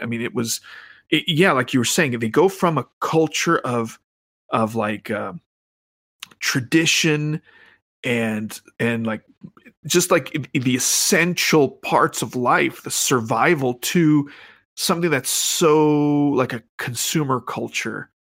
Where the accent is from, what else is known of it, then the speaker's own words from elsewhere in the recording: Phoenix, Arizona, United States; the place I grew up was in Central Phoenix